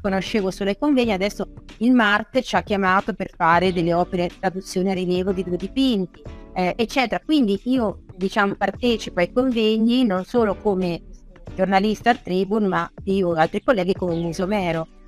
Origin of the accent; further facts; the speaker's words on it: Ancona, Marche, Italy; io sono di Ancona, sono marchigiana